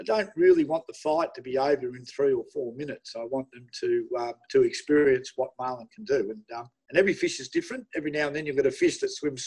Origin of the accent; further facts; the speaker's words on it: Melbourne, Victoria, Australia; I'm from Melbourne.